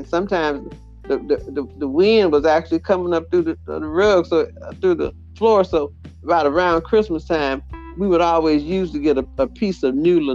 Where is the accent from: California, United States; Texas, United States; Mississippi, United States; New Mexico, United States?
Mississippi, United States; We had a fireplace when we were growing up in Mississippi